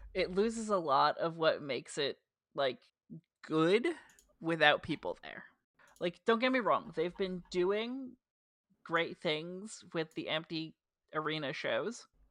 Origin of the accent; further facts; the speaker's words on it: New Jersey, United States; accent: Jersey; my dumb Jersey accent